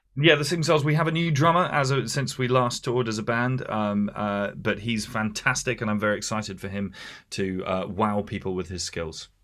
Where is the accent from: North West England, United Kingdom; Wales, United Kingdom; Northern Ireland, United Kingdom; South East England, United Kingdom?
South East England, United Kingdom; Hampshire; moved away as an adult; also born or lived in London; now in Essex, United Kingdom; I was raised in Hampshire